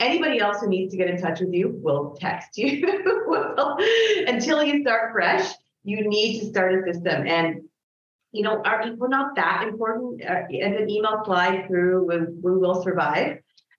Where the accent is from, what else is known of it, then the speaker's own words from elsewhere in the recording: Canada; I'm Canadian